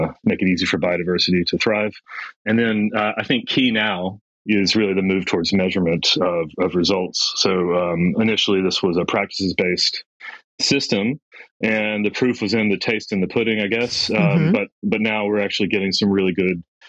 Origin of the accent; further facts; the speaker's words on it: United States; moved away as an adult; also born or lived in New York; now in Western Australia, Australia; My background, you can hear from my accent. I'm from United States